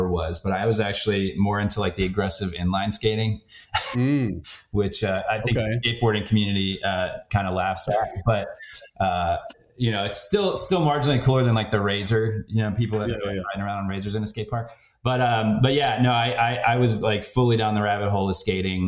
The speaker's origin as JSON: {"language": "English", "town": "West Chester", "region": "Pennsylvania", "country": "United States", "tie": "born or raised there", "moved": "yes", "said": "I grew up outside of Philly, a town called Westchester, Pennsylvania"}